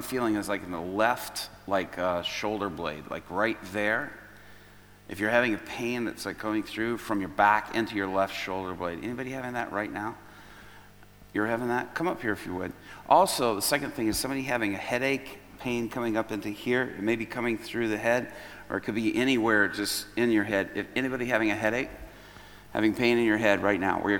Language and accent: English; Chicago, Illinois, United States; I'm from Chicago